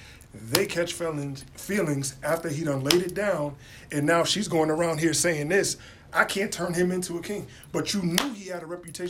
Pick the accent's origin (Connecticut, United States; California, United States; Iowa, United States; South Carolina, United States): Connecticut, United States; Bridgeport; I'm from this city, Bridgeport. I'm from Bridgeport. Ooh. Bridgeport's a small town. Everybody practically knows something about somebody else.